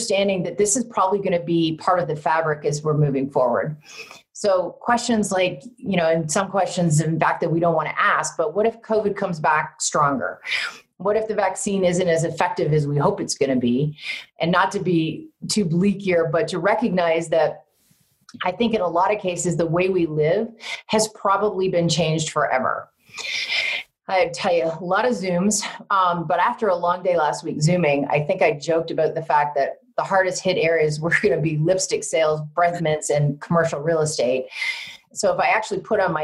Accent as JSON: {"language": "English", "country": "Canada", "tie": "born or raised there", "moved": "yes", "said": "Growing up in Canada"}